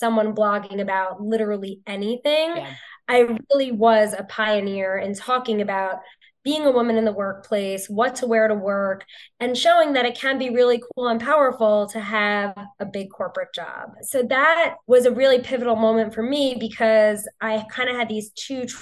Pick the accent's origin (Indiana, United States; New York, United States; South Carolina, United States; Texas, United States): New York, United States; born and raised in New York